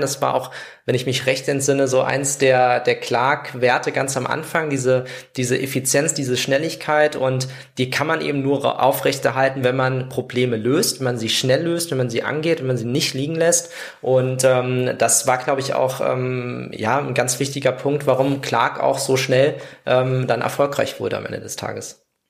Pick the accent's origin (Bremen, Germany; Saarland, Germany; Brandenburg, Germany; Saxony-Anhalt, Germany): Saarland, Germany; moved away; ich komme ja aus dem Saarland